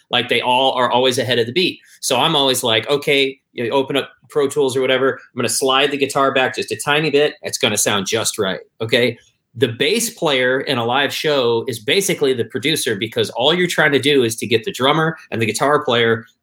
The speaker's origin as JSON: {"language": "English", "region": "Michigan", "country": "United States", "said": "I'm from Michigan, so of course, like the Detroit Motown scene was a big deal."}